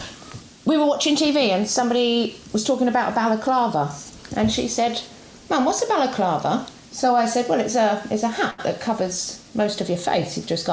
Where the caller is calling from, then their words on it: Bexhill, South East England, United Kingdom; I'm calling from Bexhill in East Sussex.